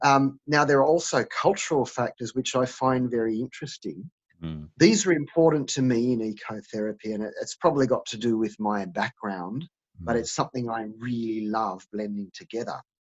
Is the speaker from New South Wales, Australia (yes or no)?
yes; Sydney, New South Wales, Australia; also born or lived in Scotland; now in Sydney, Australia; Now, though I was born here in Sydney, Australia, I don't have any Aboriginal ancestors. And I wasn't born into any Aboriginal heritage.